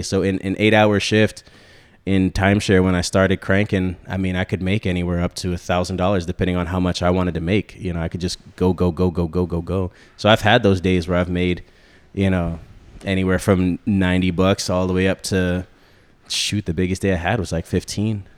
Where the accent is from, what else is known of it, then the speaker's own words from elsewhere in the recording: Central Florida, United States; also born or lived in New York / Connecticut; grew up down here in Central Florida after my parents split